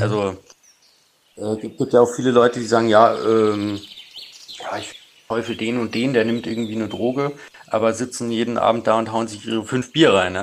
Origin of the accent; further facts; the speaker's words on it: outskirts of Munich, Bavaria, Germany; komm aus, aus dem Umland von München, sagen wir mal. Also nicht direkt aus München, aber aus dem, aus dem Speckgürtel um München rum.